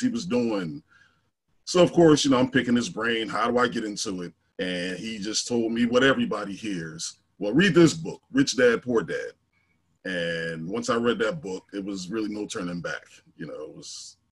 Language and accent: English; Philadelphia, Pennsylvania, United States; I'm from North Philly originally, what they're now trying to call Templetown.